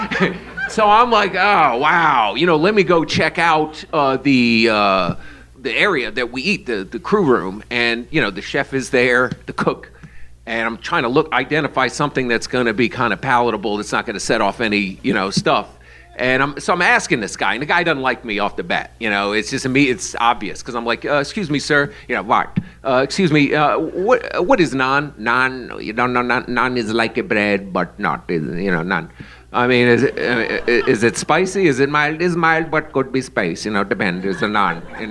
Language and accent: English; New York, United States; I'm from New York